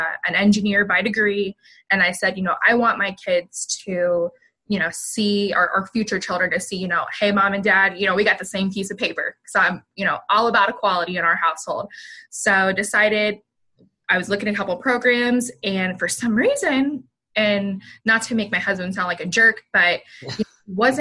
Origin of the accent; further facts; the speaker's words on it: Canton, Ohio, United States; moved away as an adult; I graduated from a high school in Northeastern Ohio. So I'm originally from the Canton, almost Cleveland area